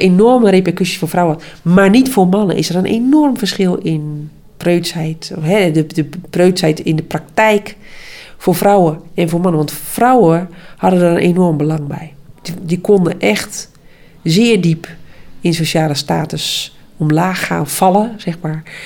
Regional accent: Friesland, Netherlands; uit dezelfde uh, streek

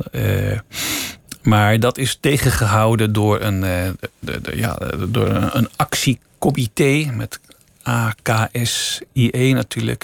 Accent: Amsterdam, North Holland, Netherlands; ik ben zelf daar geboren en, en opgegroeid

